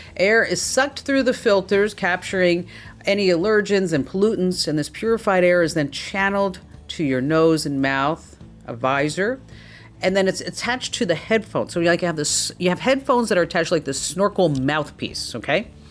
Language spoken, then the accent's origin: English; New Jersey, United States; I'm from New Jersey